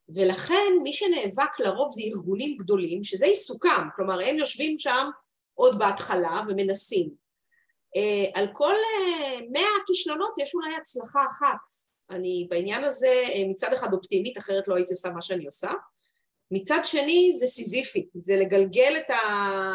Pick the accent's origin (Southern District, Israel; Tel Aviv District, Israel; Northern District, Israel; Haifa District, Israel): Haifa District, Israel; Haifa; אני חיפאית